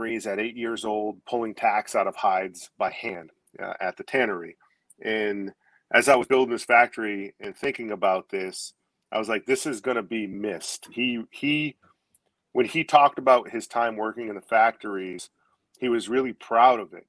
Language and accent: English; Maine, United States; also born or lived in Gloucester, Massachusetts; Moved up here when I was a young kid, maybe 8 years old